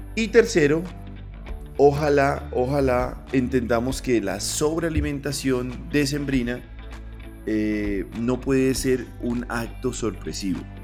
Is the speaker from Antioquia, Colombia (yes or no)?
no; Pasto, Nariño, Colombia; yo soy pastuso